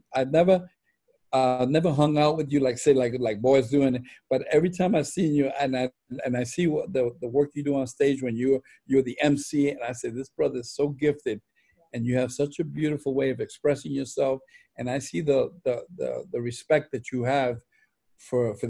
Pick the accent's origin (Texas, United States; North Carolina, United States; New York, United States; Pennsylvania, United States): New York, United States; New York City; growing up in Spanish Harlem